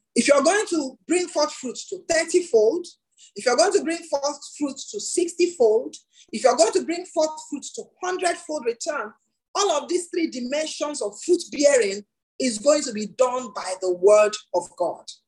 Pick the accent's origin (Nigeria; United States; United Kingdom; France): Nigeria